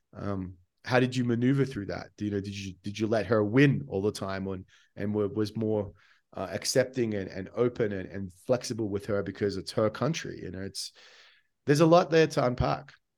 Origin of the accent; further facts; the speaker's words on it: Australia; I'm Australian